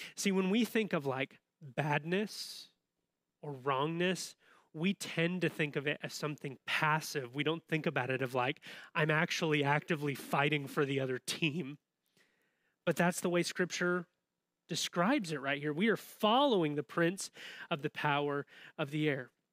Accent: Southern Illinois, United States; now in Champaign-Urbana, United States; I grew up in Southern Illinois

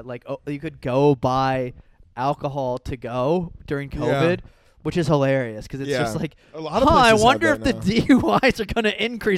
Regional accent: Iowa, United States; also born or lived in South Florida; now in Austin, United States; I'm from Iowa, but I'm not from like the middle of nowhere Iowa. Like we had like 30,000 people in my town, which is like big for Iowa.

